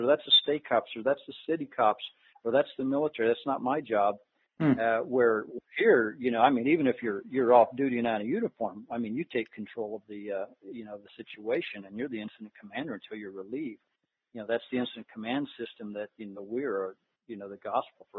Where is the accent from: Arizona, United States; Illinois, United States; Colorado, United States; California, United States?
Colorado, United States; I'm from Colorado